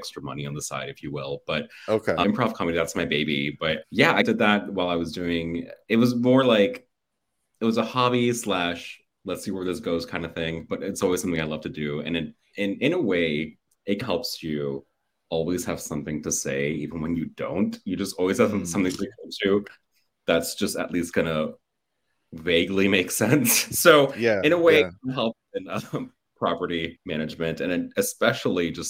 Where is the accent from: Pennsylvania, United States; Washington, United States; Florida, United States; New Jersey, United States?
Florida, United States; Miami; moved away as an adult; also born or lived in Los Angeles; I'm from Miami, born and raised.